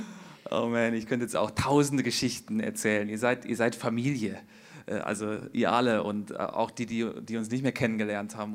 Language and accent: German; Hesse, Germany; moved away as an adult; now in Zurich, Switzerland; ich bin ja in Hesse geboren, bin ja hier so ein hessischer äh, ja, Typ halt